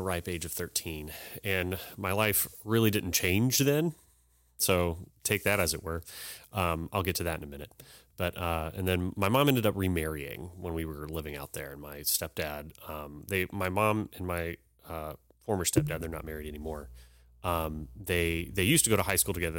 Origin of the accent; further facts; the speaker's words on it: Humble, Texas, United States; I was born here in Humble, um, and I grew up here in the school system